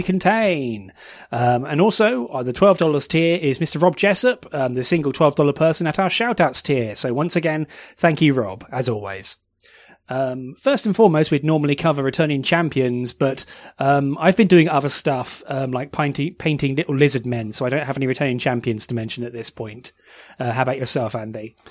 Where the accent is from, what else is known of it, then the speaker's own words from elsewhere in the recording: United Kingdom; You can tell we're British